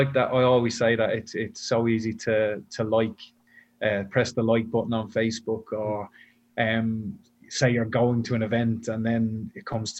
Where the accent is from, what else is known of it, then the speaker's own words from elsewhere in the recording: Dublin, Leinster, Ireland; moved away as an adult; now in Brisbane, Australia; obviously you can probably tell by my accent, I'm not originally from Brisbane. So I came out here from Dublin in 2007.